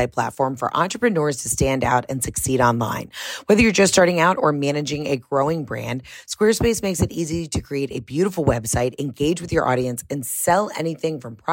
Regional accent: Atlanta, Georgia, United States; also born or lived in Oxford, Mississippi; I'm from Atlanta

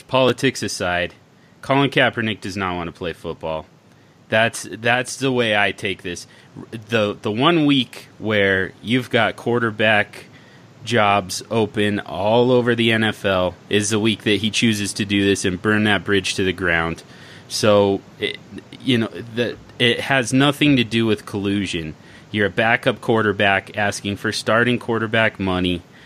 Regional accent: Denver, Colorado, United States; Denver, my hometown

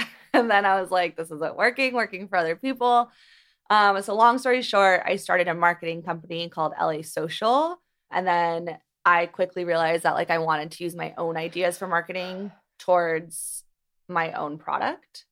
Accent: Beverly Hills, California, United States; I grew up here. I'm from Beverly Hills, and I went to Beverly Hills High School

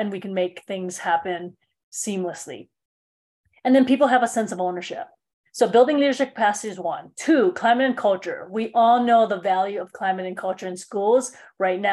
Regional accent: Honolulu, Hawaii, United States; moved away; also born or lived in Denver, Colorado; Born and raised in Honolulu, Hawaii

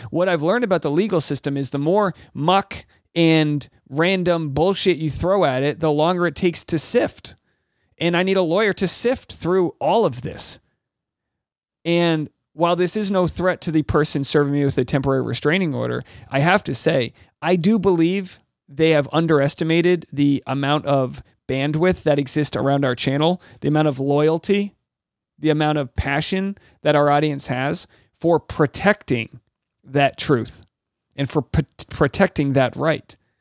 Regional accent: Rhode Island, United States; I'm from New England. I'm from Rhode Island

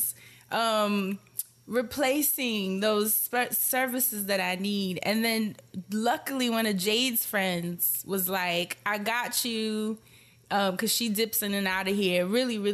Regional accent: New York, United States; moved away as an adult; now in Portland, United States; I come from New York

